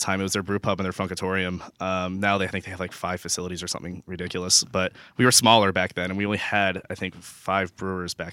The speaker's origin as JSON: {"language": "English", "town": "Virginia Beach", "region": "Virginia", "country": "United States", "tie": "born or raised there", "also_born_or_lived": "San Diego", "moved": "as an adult", "said": "moved back to Virginia Beach. It's basically my hometown."}